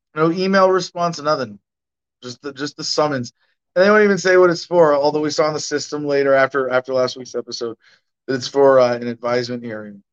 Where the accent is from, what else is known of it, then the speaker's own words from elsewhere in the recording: United States; I'm that American